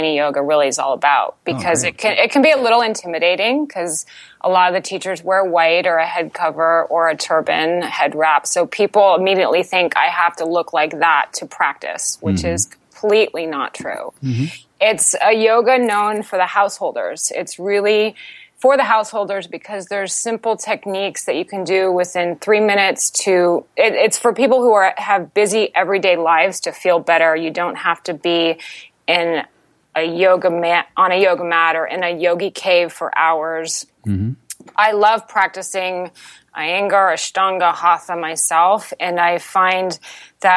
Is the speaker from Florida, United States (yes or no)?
yes; Altamonte Springs, Florida, United States; our family home in Florida, in Altamont Springs